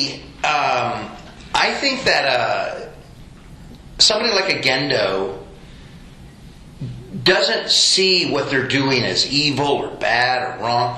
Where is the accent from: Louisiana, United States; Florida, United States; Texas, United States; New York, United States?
Texas, United States; Houston; also born or lived in Sewanee, Tennessee; I am from Houston, Texas, originally, where I live currently.